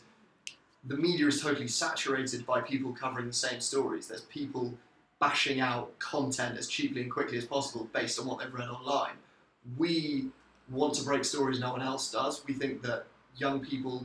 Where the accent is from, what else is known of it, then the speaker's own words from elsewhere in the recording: London, United Kingdom; I'm from London